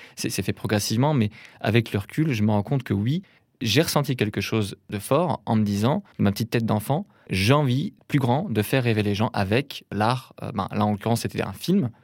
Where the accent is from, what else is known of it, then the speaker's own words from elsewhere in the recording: a small town in Brittany north of Rennes, France; je viens d'une petite ville de Bretagne, au nord de Rennes, qui s'appelle Béton